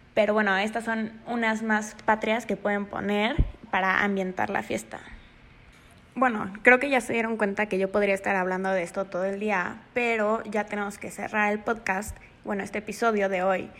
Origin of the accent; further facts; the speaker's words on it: Mexico; somos mexicanos